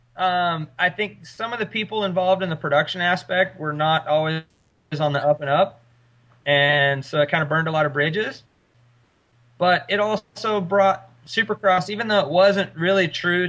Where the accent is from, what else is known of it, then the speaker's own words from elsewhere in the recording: Oklahoma, United States; I grew up in Oklahoma with good roots